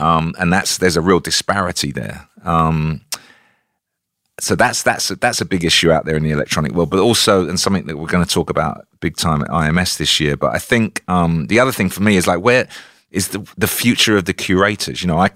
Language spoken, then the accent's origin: English; South East England, United Kingdom; I grew up in Kent. I was born at the same hospital as Mick Jagger.